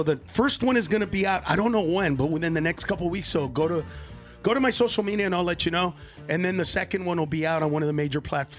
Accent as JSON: {"language": "English", "region": "California", "country": "United States", "said": "I'm from California."}